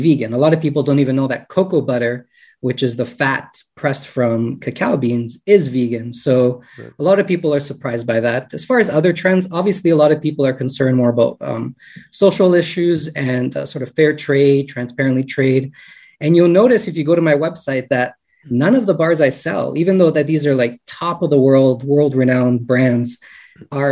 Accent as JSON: {"language": "English", "town": "Woodbridge", "region": "Ontario", "country": "Canada", "tie": "born or raised there", "said": "I grew up not specifically in Toronto, but just north of Toronto in Woodbridge"}